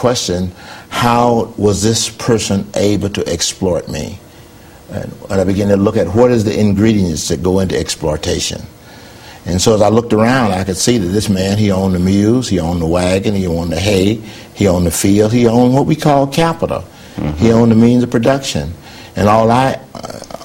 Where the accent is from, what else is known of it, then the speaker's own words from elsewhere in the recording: New Hebron, Mississippi, United States; moved away as an adult; I was born in Mississippi, and that's where my family started